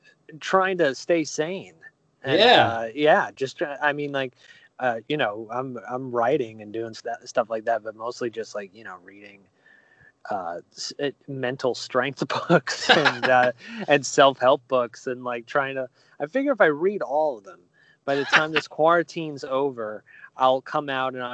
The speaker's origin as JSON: {"language": "English", "area": "Long Island", "region": "New York", "country": "United States", "tie": "born or raised there", "also_born_or_lived": "North Carolina", "said": "I grew up in Long Island"}